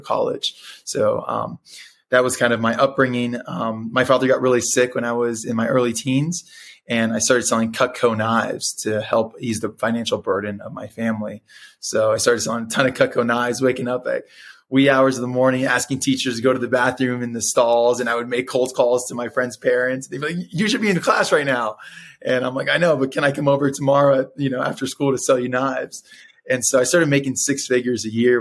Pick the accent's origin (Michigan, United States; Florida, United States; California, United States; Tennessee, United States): Florida, United States; Miami; first language Spanish; English is a second language; I was born in Miami, Florida, from two really hardworking, lower income parents